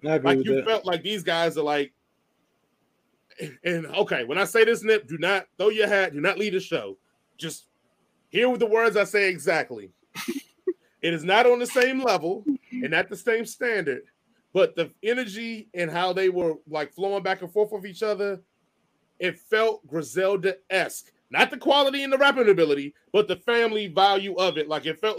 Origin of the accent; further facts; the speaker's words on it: Washington, District of Columbia, United States; accent: DC; moved away as an adult; I've lost my DC accent a long time ago because I really ain't been living in DC